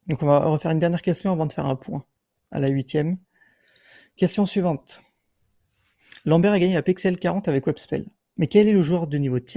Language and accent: French; Biarritz, Nouvelle-Aquitaine, France; also born or lived in England; now in Bayonne, France; Je suis né à Biarritz.